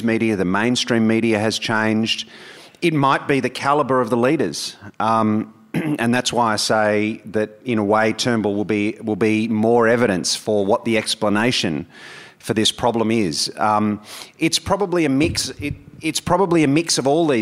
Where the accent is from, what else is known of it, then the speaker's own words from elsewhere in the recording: New South Wales, Australia; my home state, in New South Wales